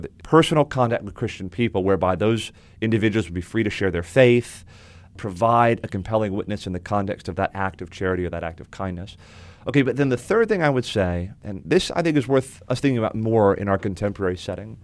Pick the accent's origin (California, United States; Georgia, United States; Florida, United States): Florida, United States; South; now in Winston-Salem, United States; I grew up in South Florida